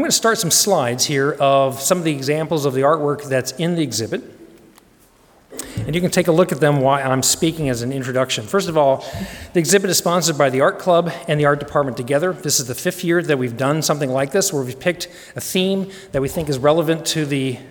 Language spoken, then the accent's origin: English; Denver, Colorado, United States; I grew up in Denver.